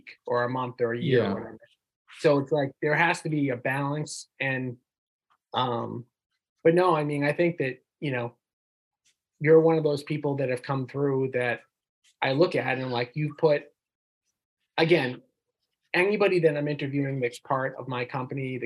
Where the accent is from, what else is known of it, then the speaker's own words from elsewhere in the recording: North Shore, Massachusetts, United States; we both know we grew up in the North Shore